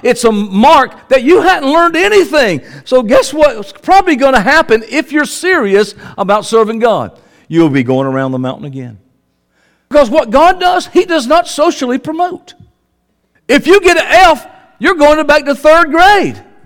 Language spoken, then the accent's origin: English; the South, United States; I'm from the South